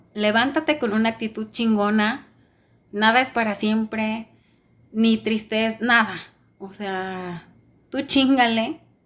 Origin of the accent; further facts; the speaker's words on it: Mexico; Le dije, mexicana